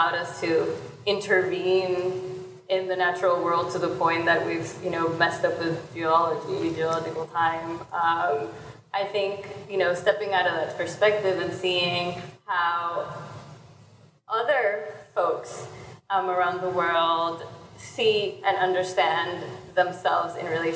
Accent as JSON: {"language": "English", "country": "Puerto Rico", "said": "I'm from Puerto Rico, and almost all the animals we have there are invasive species"}